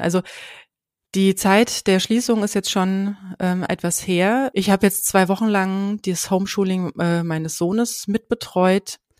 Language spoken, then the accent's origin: German; Hesse, Germany; bei uns in Hessen